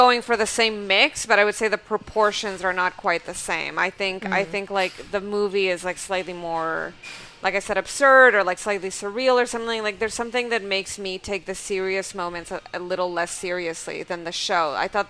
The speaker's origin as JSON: {"language": "English", "country": "Canada", "said": "Like when you go, I'm Canadian, they're like, why don't you say a boot?"}